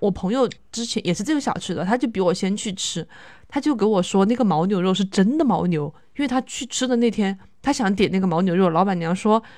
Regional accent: Chongqing, China; 不知道是不是我重庆人吃不来麻，他这个花椒放的很多

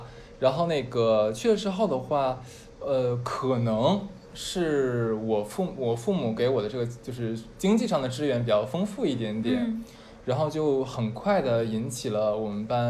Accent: Harbin, Heilongjiang, China; 我跟另外一个跟我一起来从哈尔滨过来的

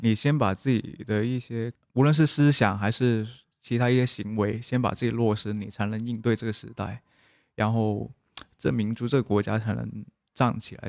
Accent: Guangzhou, Guangdong, China; first language Cantonese; Chinese is a second language; 我家乡广州

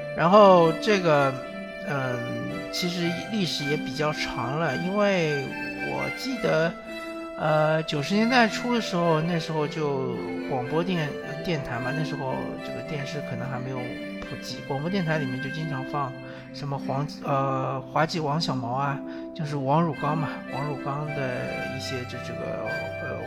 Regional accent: southern China, China; 我作为一个南方人

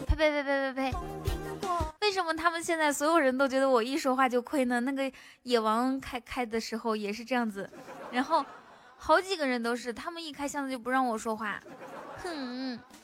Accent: a small town near Baotou, Inner Mongolia, China; accent: Inner Mongolian dialect; 我在包头那边，包头附近的一个小镇上面

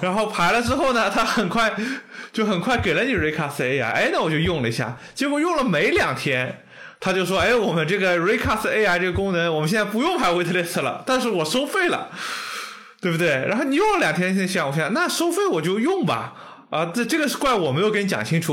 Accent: China; 就跟我们中国人的很多电商的套路

